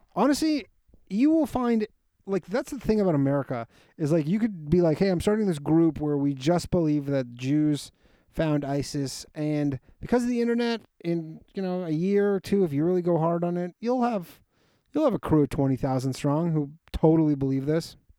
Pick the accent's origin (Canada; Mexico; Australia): Canada; Toronto, Ontario; born or raised there